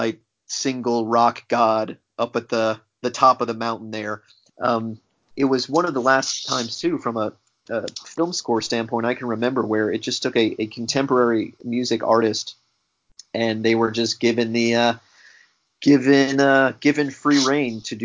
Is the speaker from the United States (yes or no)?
yes; United States; as an American actor